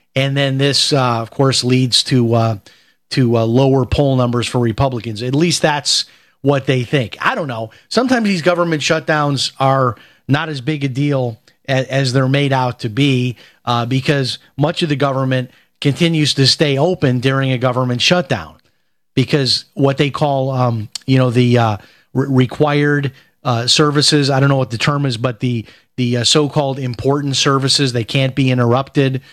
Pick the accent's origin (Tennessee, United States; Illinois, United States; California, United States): Illinois, United States; Chicago; moved away; I had a very tough life growing up in Chicago.